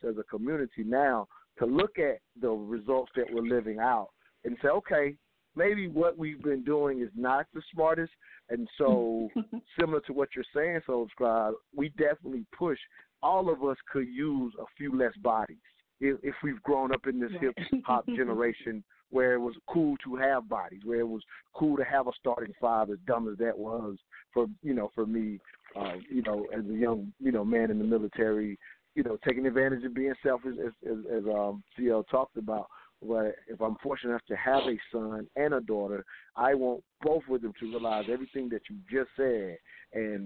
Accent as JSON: {"language": "English", "region": "the South", "country": "United States", "tie": "born or raised there", "said": "we were raised in the South"}